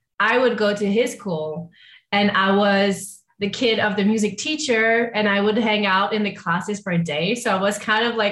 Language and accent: English; Montreal, Quebec, Canada; I was born in Montreal. So I'm a little city girl